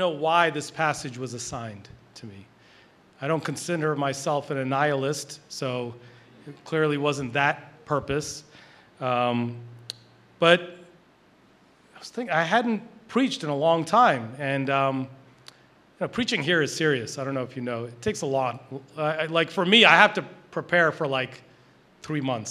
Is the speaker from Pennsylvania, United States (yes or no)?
yes; Philadelphia, Pennsylvania, United States; also born or lived in Boston; I'm a Philly guy